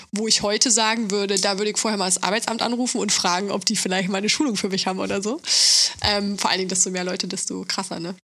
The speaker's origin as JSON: {"language": "German", "region": "Thuringia", "country": "Germany", "moved": "yes", "lives_now": "Berlin, Germany", "said": "kommen wir beide aus Thüringen"}